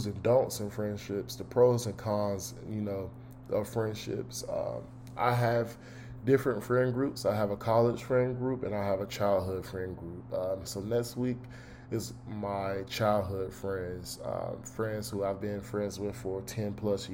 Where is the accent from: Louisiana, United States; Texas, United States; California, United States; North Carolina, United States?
North Carolina, United States; Durham; I am from North Carolina, Durham to be exact, the Bull City, the real 919.